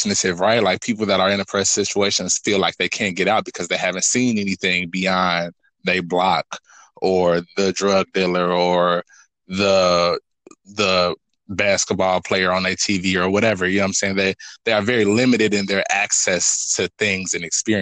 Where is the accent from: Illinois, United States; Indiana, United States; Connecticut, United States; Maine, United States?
Indiana, United States; Gary; I'm from Gary. Gary is super cool. I went to a performing arts school called Emerson